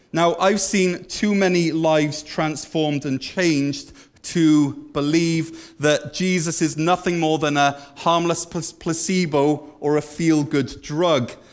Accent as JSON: {"language": "English", "region": "Wales", "country": "United Kingdom", "moved": "yes", "lives_now": "Canada", "said": "we used to say in Wales, we'd say, I'm a Christian because I'm Welsh."}